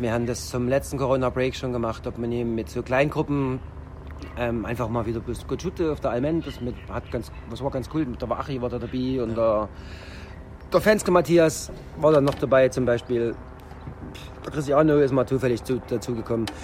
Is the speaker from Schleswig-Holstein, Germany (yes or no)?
no; Roßwein, Saxony, Germany; Also das ist meine Heimatstadt